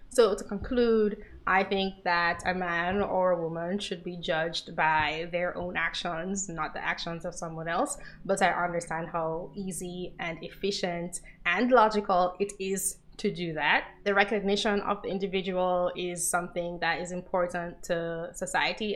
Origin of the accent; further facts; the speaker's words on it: Jamaica; I'm from Jamaica